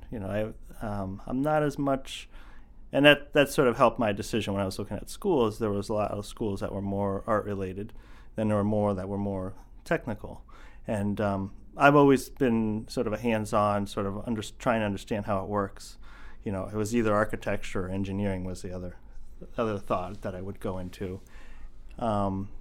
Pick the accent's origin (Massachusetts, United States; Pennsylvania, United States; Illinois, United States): Pennsylvania, United States; eastern; moved away as an adult; also born or lived in Camden, Maine; now in Maine, United States; I grew up in eastern Pennsylvania